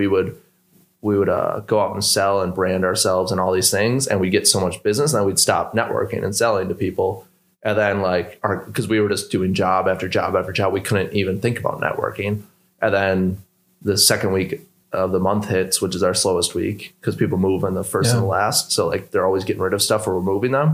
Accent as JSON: {"language": "English", "town": "Milwaukee", "region": "Wisconsin", "country": "United States", "said": "we're two brothers from Milwaukee"}